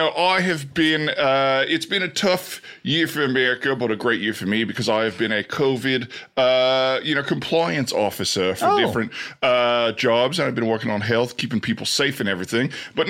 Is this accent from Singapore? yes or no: no; Australia; now in United States; Yeah, I'm from Australia, but I lived in the United States for a while now.